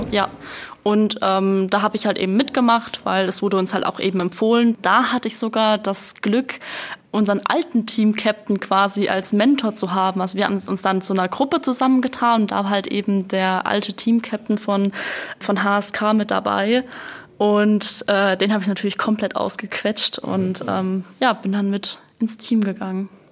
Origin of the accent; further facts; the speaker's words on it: Rhineland-Palatinate, Germany; ich komme aus der Pfalz, also gerade über den Rhein rüber